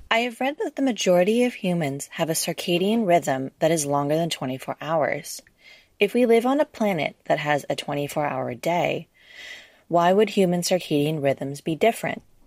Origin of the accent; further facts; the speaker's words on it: Canada; now in England, United Kingdom; I'm from Canada